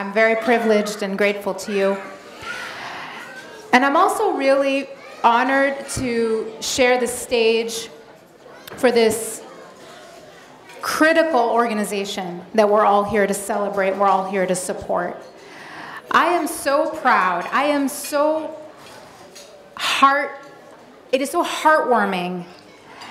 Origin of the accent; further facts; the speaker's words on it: Madison, Wisconsin, United States; also born or lived in Egypt; I was born in Egypt, and I moved to the United States when I was 5 years old with my family, and I grew up in a town called Madison, Wisconsin